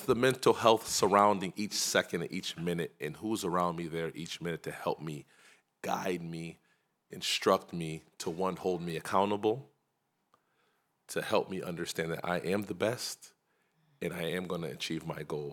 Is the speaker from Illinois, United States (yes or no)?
no; Hartford, Connecticut, United States; I'm from Connecticut. I'm from Connecticut as well